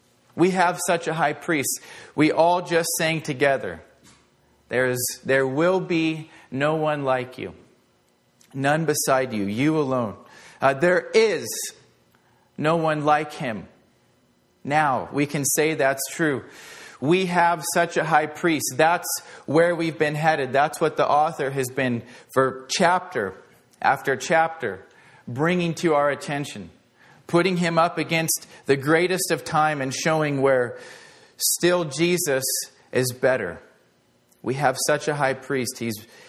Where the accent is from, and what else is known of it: United States